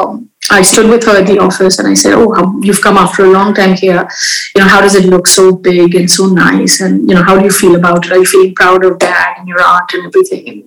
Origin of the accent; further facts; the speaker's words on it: India; in my country, I have been brought up in India